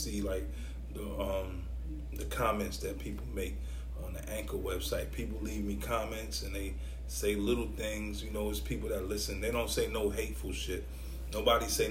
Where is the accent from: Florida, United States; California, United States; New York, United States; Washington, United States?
New York, United States; New York City; I'm from New York City. I'm from Brooklyn